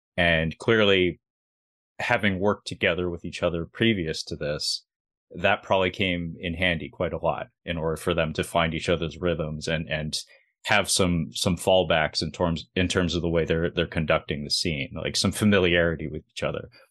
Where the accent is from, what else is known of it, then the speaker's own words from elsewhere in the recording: Seattle, Washington, United States; I'm from Seattle